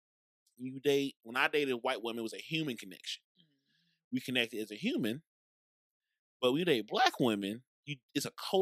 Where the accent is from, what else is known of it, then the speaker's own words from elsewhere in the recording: St. Louis, Missouri, United States; also born or lived in Brentwood, Missouri; I grew up by WashU, Skinker, Delmar area. And then I went to school in Brentwood